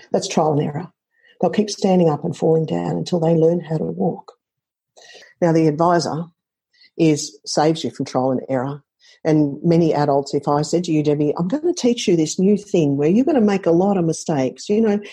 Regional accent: Australia; I'm Australian

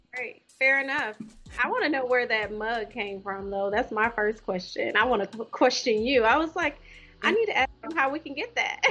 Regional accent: Louisiana, United States; moved away as an adult; also born or lived in Ohio; now in Oklahoma, United States; I'm originally from Louisiana.

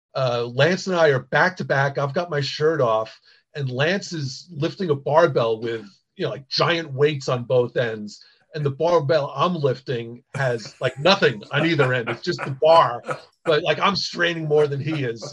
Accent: Long Island, New York, United States; I grew up on Long Island

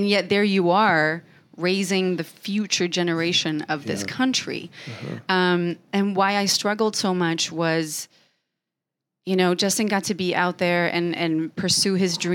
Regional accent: Sweden; English is a second language; now in United States; I remember being a Swede coming here

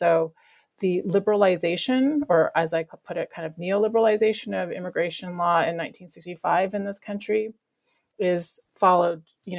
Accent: British Columbia, Canada; where I grew up in Vancouver Island

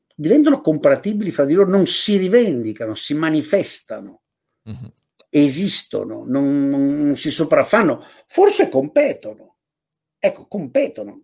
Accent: Padua, Veneto, Italy; sono uno che ha quasi 65 anni nacqui nel Veneto, a, nella periferia di Padova

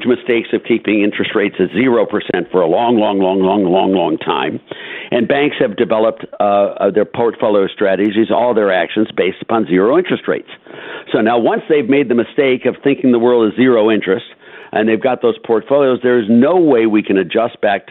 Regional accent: Cleveland, Ohio, United States; I come from Cleveland, Ohio

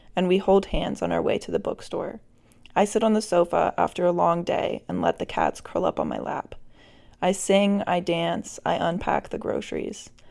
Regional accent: Virginia, United States; moved away; I'm still in Virginia for the holidays

